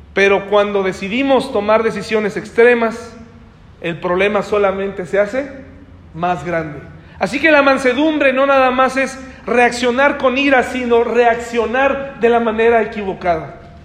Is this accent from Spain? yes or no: no; Candiles, Querétaro, Mexico; Soy de Candiles